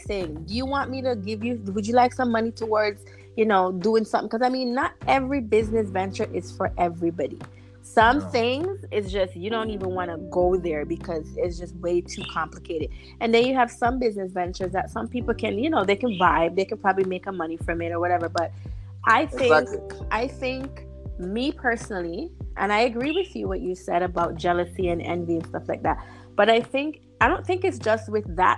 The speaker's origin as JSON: {"language": "English", "country": "Jamaica", "said": "we're obviously from Jamaican descent. We're Jamaican"}